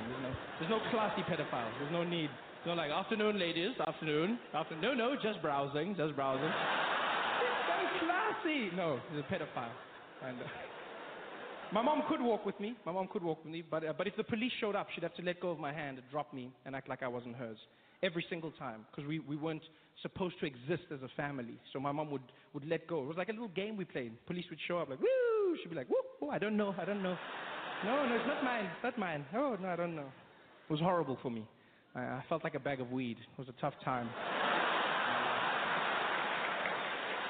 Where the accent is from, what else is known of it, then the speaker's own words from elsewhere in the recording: South Africa; I grew up in South Africa. That's where I still live